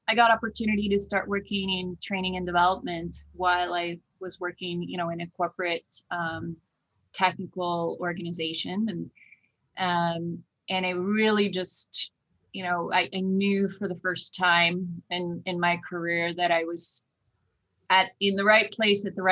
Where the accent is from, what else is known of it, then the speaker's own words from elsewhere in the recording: Oslo, Norway; moved away as an adult; also born or lived in Oklahoma; now in United States; I grew up and born and raised in Oslo, Norway